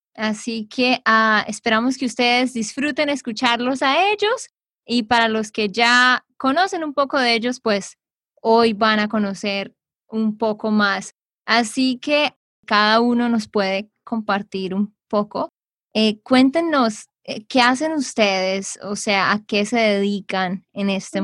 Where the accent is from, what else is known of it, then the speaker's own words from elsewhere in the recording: Santander, Colombia; de Santander, Colombia